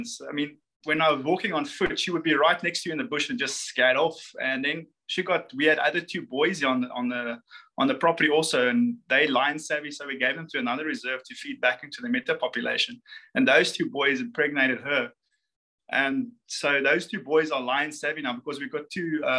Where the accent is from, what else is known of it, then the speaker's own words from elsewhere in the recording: South Africa; we in South Africa